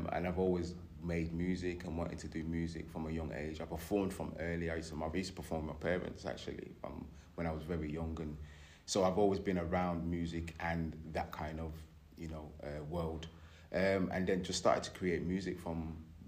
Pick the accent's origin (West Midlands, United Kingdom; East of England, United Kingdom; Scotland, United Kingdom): West Midlands, United Kingdom; Birmingham; now in Derby, United Kingdom; I'm originally from Birmingham. I moved to Derby years ago.